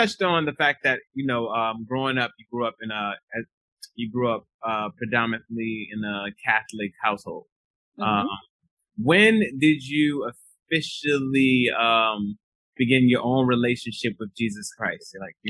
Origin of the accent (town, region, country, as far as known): Nigeria